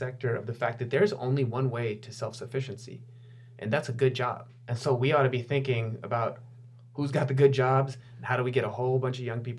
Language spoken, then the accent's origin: English; Wisconsin, United States; now in Santa Clara County, United States; my hometown, where my dad still lives and where I still go to visit friends.